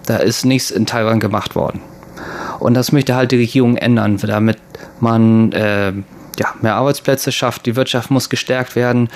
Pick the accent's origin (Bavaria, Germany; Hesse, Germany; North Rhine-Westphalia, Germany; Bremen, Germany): Bremen, Germany; moved away; also born or lived in Japan; ich komme ja aus Bremen